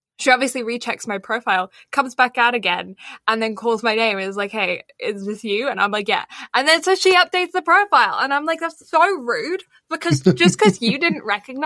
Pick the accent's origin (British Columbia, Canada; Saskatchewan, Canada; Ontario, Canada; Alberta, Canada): Alberta, Canada; moved away as an adult; now in Toronto, Canada; I'm back in my hometown